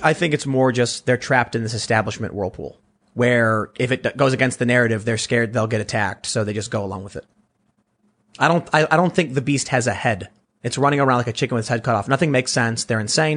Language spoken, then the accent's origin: English; Chicago, Illinois, United States; moved away as an adult; now in South Jersey, United States; growing up in Chicago